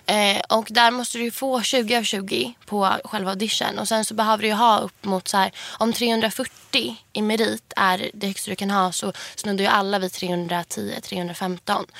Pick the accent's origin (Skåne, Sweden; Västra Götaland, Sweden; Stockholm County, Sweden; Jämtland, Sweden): Stockholm County, Sweden; Huddinge; jag kommer ju från Huddinge eh, där jag bor med min mamma